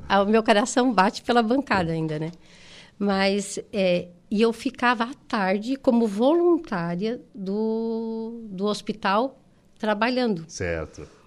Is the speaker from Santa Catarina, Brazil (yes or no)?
yes; Turvo, Santa Catarina, Brazil; now in Florianópolis, Brazil; ir para Florianópolis, eu sou de Turvo, uhum. ir para Florianópolis já era, tu, parecia que tu estava desbravando o mundo